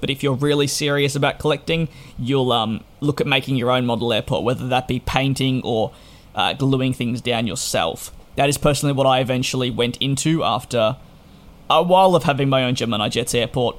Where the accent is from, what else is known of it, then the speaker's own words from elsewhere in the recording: Australia; being an Australian